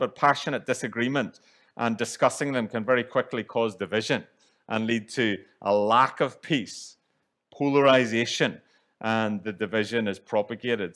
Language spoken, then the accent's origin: English; Northern Ireland, United Kingdom; moved away; growing up in Northern Ireland, where divisions run deep